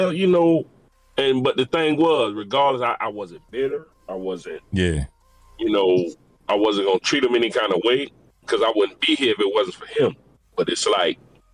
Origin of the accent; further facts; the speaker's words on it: Florida, United States; also born or lived in New York; But I was raised in Florida